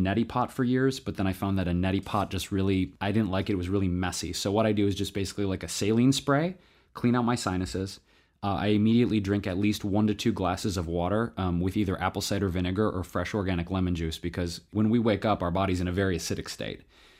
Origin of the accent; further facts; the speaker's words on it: Detroit, Michigan, United States; I was born and raised actually in Southwest Detroit.